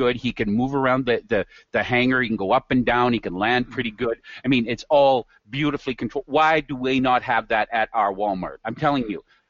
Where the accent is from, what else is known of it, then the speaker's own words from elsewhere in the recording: Red Deer, Alberta, Canada; I'm from Red Deer